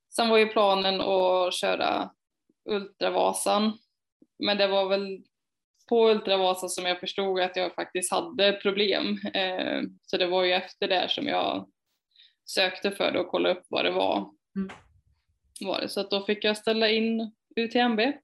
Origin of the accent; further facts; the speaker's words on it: Falköping, Västra Götaland, Sweden; moved away as an adult; also born or lived in Hjo / Skövde; jag är uppvuxen i Falköping, eller utanför Falköping och mm. utanför Hjo.